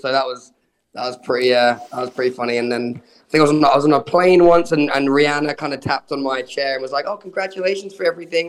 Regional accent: Brighton, South East England, United Kingdom; I grew up in Brighton

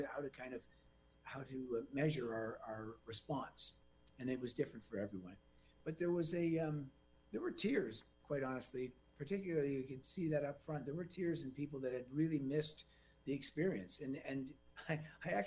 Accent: Canada; a Canadian

